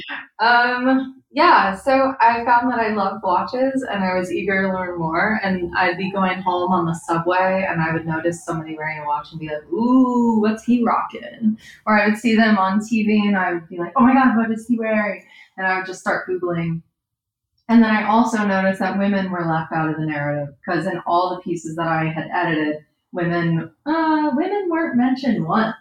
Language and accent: English; Hoboken, New Jersey, United States; also born or lived in Los Angeles; now in New York, United States; I grew up in Hoboken